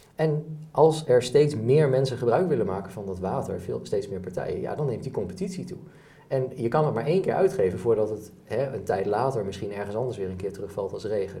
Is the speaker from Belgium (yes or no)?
no; Enschede, Overijssel, Netherlands; we hebben gemiddeld als Nederlander en dus ook als Enschedeer